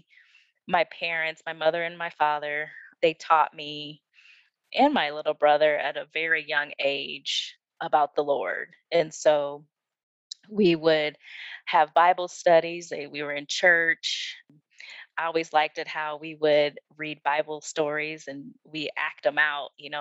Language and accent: English; Iowa, United States; moved away as an adult; now in Aurora, United States; I moved from Iowa, originally born and raised